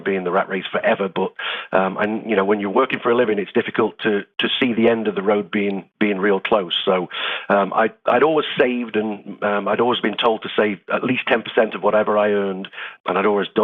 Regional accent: United Kingdom; moved away as an adult; also born or lived in Greece; now in Portugal; I'm from the UK originally, northern UK near Newark, but I left there when I was in my early 20s and I've lived in six different countries now.

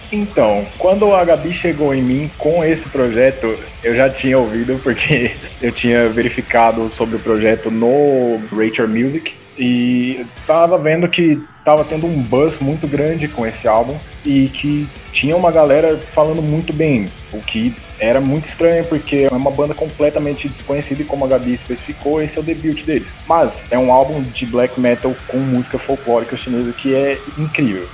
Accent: São Paulo, Brazil; eu sou de São Paulo, tenho vinte e dois anos

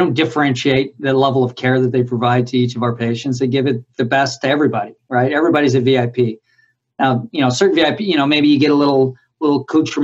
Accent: South Bay, California, United States; I grew up in the South Bay

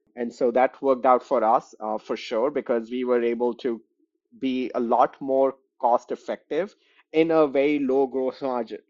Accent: New Delhi, Delhi, India; moved away as an adult; also born or lived in West Lafayette, Indiana; now in Chicago, United States; I grew up in New Delhi, India

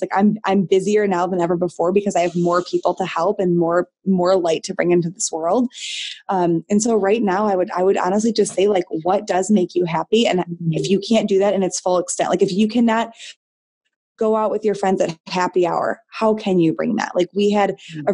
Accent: Michigan, United States; I'm born and raised in Michigan

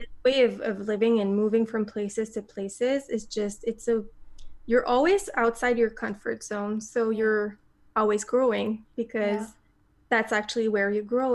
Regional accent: Montreal, Quebec, Canada; moved away as an adult; also born or lived in south of Spain; i came back to my hometown of montreal

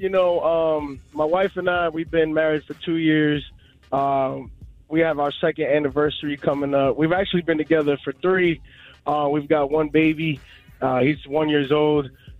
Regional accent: Brooklyn, New York, United States; now in Savannah, United States; So I'm living in Savannah now. I'm from Brooklyn.

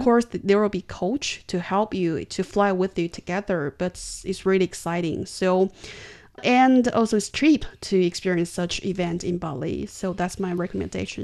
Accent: China; I'm from China

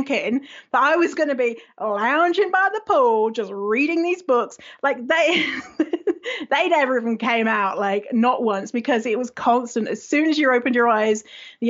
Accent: United Kingdom; moved away as an adult; now in Canada; I'm British, but I live in Canada normally

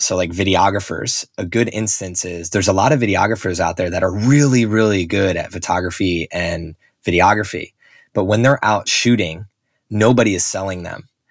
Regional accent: Northeast, United States; where I grew up on the Northeast

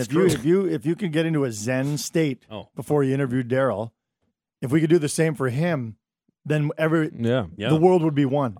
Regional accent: Mississauga, Ontario, Canada; moved away as an adult; I grew up in Mississauga.

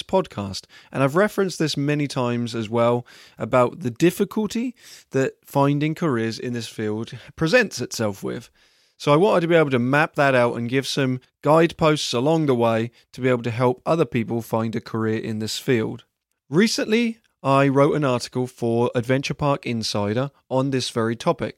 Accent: England, United Kingdom; moved away as an adult; now in United States; I am originally from England

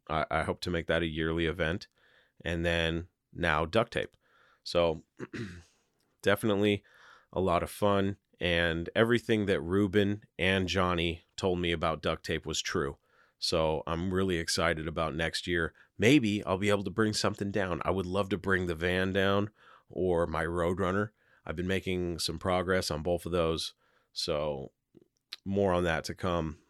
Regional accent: Seattle, Washington, United States; I'm from Seattle

